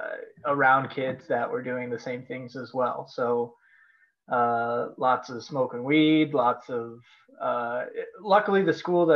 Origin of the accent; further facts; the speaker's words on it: Colorado, United States; I grew up in Colorado